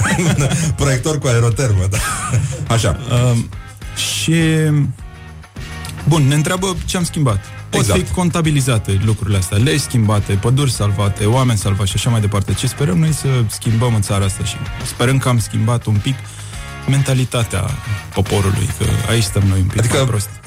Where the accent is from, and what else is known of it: Buzău County, Romania